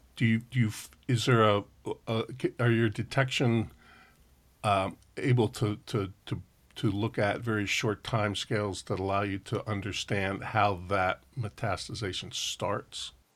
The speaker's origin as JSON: {"language": "English", "region": "New Jersey", "country": "United States", "tie": "born or raised there", "also_born_or_lived": "Berkeley, California", "moved": "yes", "said": "I grew up in New Jersey"}